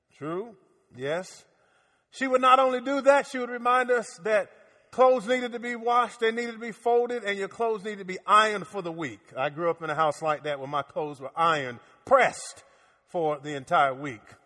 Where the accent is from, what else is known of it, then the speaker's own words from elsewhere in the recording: Miami, Florida, United States; now in Orlando, United States; As a kid growing up in Miami